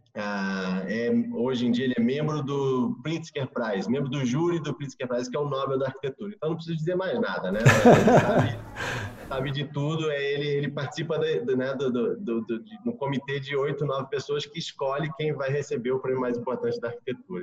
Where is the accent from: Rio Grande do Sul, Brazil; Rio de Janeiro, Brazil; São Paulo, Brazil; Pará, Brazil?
Rio de Janeiro, Brazil; moved away as an adult; also born or lived in Rome, Italy / Tokyo, Japan / Yangon, Myanmar; estou aqui no Rio, minha cidade natal, mas que eu não morava há, há, muitos anos.